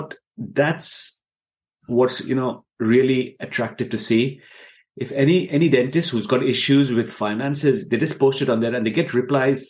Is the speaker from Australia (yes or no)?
no; Dubai, United Arab Emirates; moved away as an adult; also born or lived in India; now in United Kingdom; I was born and brought up in Dubai. And I lived in Dubai for 18 years